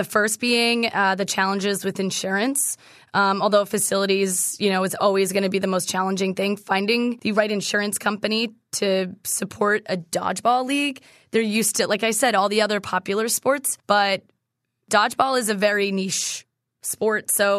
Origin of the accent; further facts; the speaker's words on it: Massachusetts, United States; So we didn't play dodgeball in school. I'm from Massachusetts.